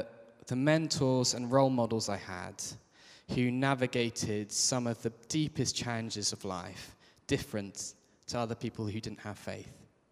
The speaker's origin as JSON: {"language": "English", "area": "Kent", "region": "South East England", "country": "United Kingdom", "tie": "born or raised there", "said": "I grew up in Kent."}